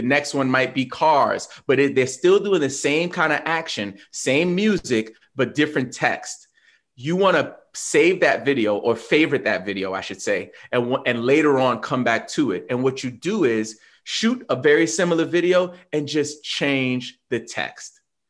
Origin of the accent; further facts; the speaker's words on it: New York, United States; I'm from New York, but whatever.